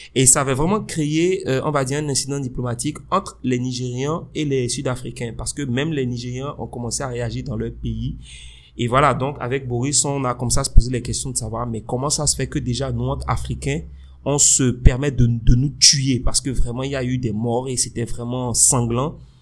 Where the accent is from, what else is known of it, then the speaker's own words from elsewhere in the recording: Benin; je suis béninois. Moi, j'ai fait tout mon cursus ici, euh, euh du primaire à l'université